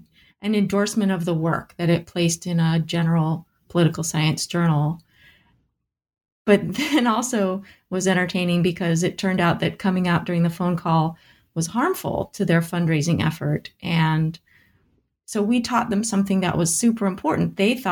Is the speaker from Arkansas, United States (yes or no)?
no; California, United States; I'm originally from California, but I roamed all over the country to get my education